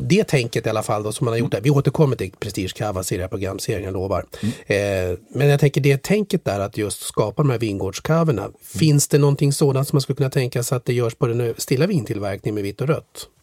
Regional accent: Sweden

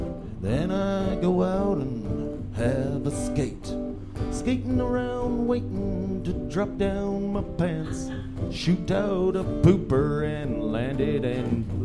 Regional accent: Canada; We're Canadian.

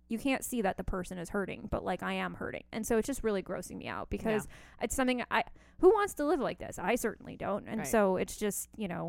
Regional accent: New York City, New York, United States; I grew up in New York City.

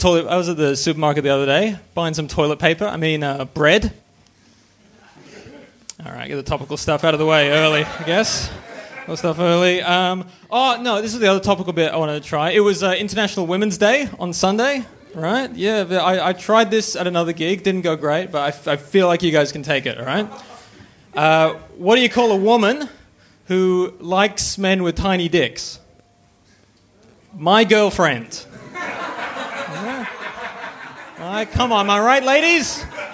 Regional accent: Canada; now in Australia; I grew up in Canada.

